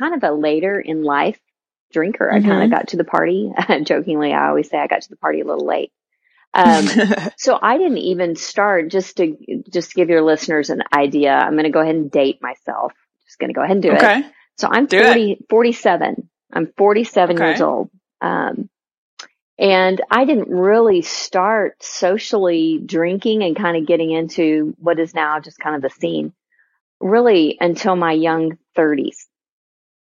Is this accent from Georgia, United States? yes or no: no; Texas, United States; a born, bred, and raised pure Texan